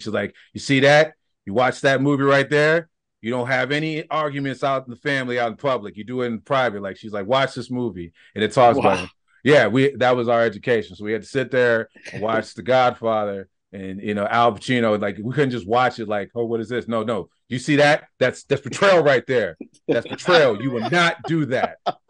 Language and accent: English; Michigan, United States; I grew up in Michigan. I would say the first 17, 18 years of my life, we had a comic book store.